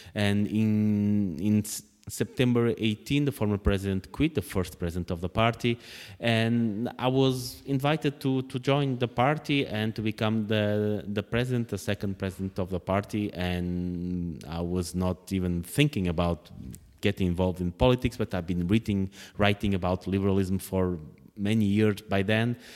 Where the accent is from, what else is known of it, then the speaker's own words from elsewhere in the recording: Portugal; moved away; writing about, uh, politics in Portugal is just a way to keep my connections to the home country.